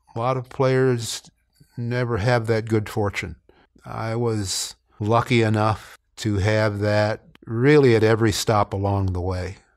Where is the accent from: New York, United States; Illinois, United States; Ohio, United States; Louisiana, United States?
Ohio, United States; Canton; moved away; growing up in Canton, Ohio, I understood about football and its importance